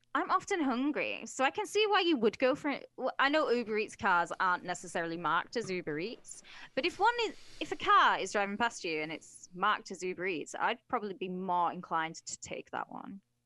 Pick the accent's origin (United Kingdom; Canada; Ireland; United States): United Kingdom; I'm British, mate.